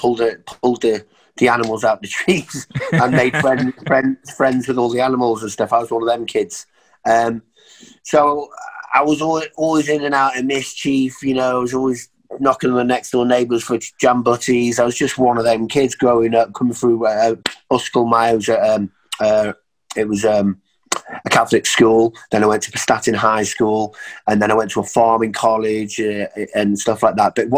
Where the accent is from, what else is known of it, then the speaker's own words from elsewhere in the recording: Rhyl, Wales, United Kingdom; also born or lived in St Asaph / Prestatyn; Back in Sunny Rhyl. So I've been in Sunny Rhyl for a long time now.